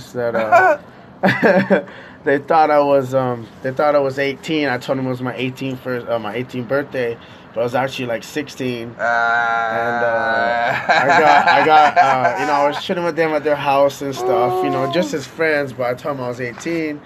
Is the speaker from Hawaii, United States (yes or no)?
yes; Kauai, Hawaii, United States; moved away as an adult; now in Oahu, United States; I'm originally from Kauai